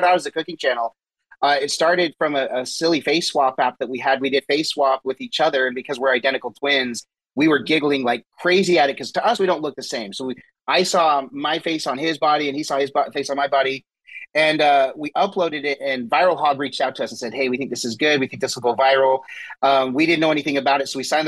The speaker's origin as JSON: {"language": "English", "region": "Utah", "country": "United States", "tie": "born or raised there", "said": "We grew up actually in Utah"}